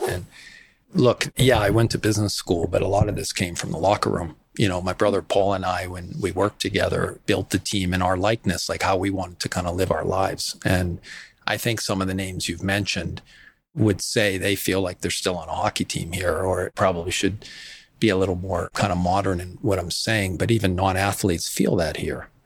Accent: West Falmouth, Massachusetts, United States; I grew up in Little Armenia in West Falmouth

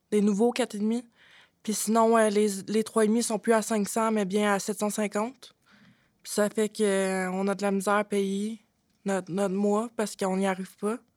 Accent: Drummondville, Quebec, Canada; J'ai 25 ans. Je viens de Drummondville.

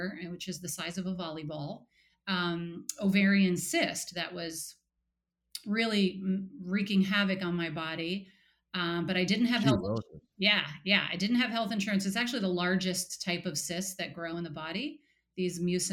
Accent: New York, United States; also born or lived in Portland, Oregon; now in New Haven, United States; I grew up in New York, so I'm an East Coaster

